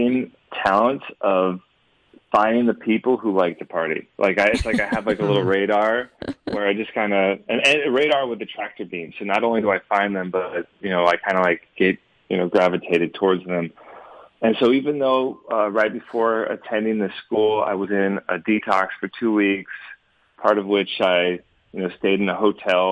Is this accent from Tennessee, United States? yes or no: no; Alpharetta, Georgia, United States; I'm from the Atlanta area. I grew up in the Alpharetta Johns Creek neck of the woods